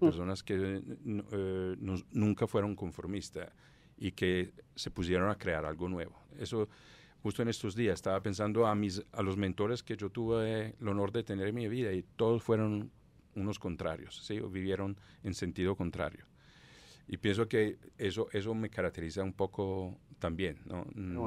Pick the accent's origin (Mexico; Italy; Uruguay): Italy; Southern Italy; Spanish is a second language; moved away as an adult; also born or lived in Palermo; al lado opuesto de donde yo nací, en el sur de Italia